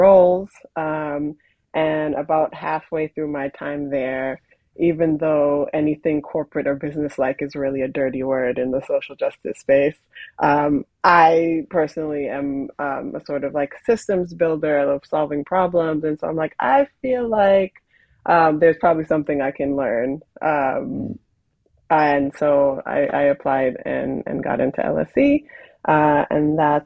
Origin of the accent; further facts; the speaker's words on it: Boston, Massachusetts, United States; moved away as an adult; also born or lived in St. Croix, US Virgin Islands; now in London, United Kingdom; I was born in St. Croix in the Virgin Islands, but we moved to Boston